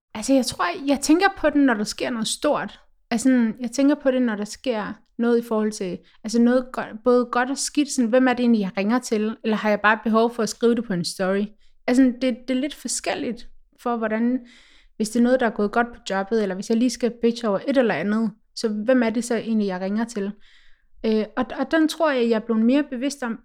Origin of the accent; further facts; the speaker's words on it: Denmark; som dansker